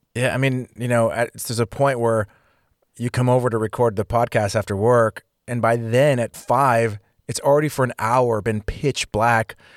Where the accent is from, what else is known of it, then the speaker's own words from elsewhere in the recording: California, United States; moved away as an adult; being from California